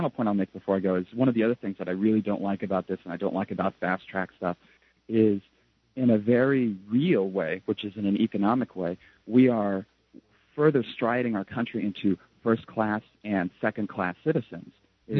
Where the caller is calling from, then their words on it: Japan; because I'm calling from Japan